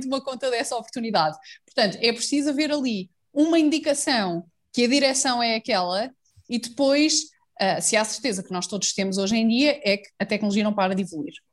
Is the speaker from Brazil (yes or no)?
no; a small village near Fátima, Centro, Portugal; numa aldeia pequenina perto de Fátima, que é o sítio onde eu cresci